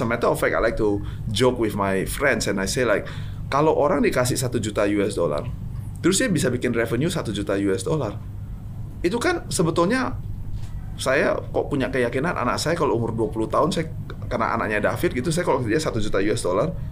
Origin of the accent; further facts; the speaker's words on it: Medan, North Sumatra, Indonesia; moved away; also born or lived in New York; kita datangnya dari Medan, datangnya dari Indonesia